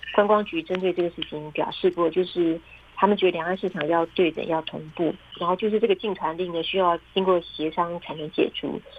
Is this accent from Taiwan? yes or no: yes; Taiwan; moved away as an adult; now in Beijing, China; 我是台湾的记者